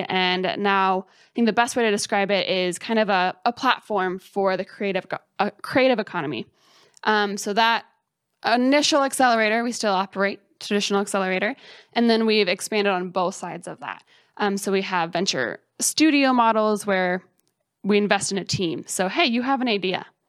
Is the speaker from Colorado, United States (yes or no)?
yes; Colorado, United States; moved away as an adult; also born or lived in Bloomington, Indiana; now in Columbus, United States; I grew up in Colorado, so I spent my whole life there in the mountains. I grew up just, like, an hour west of Denver.